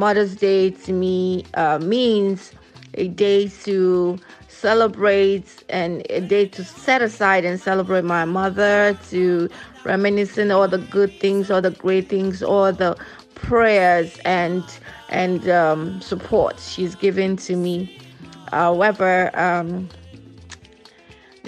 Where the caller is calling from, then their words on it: Houston, Texas, United States; I'm calling from Houston, Texas.